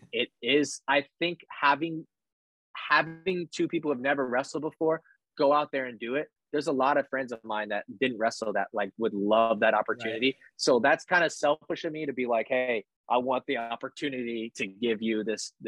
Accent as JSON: {"language": "English", "area": "small lake town near Rathbun Lake", "region": "Iowa", "country": "United States", "tie": "born or raised there", "moved": "as an adult", "said": "it's a lake town where I'm from. And so there, you know, Rathbun Lake's down there"}